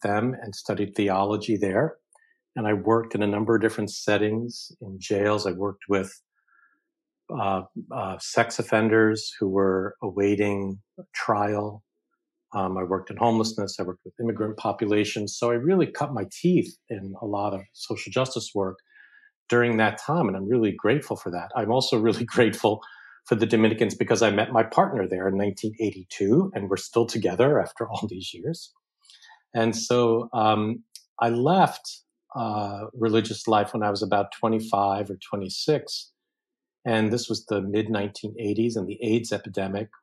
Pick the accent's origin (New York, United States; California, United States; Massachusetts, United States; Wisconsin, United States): New York, United States; New York City; I grew up in Brooklyn, New York, with a working class poor family, Italian and Irish